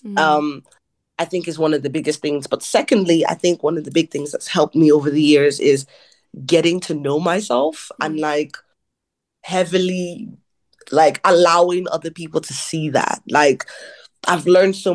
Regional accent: Ireland; growing up in Ireland is that being a Nigerian Irish person

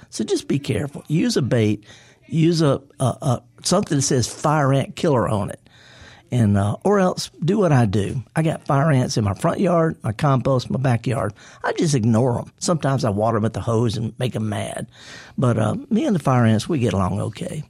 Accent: Mississippi Delta, United States; I'm from the Delta

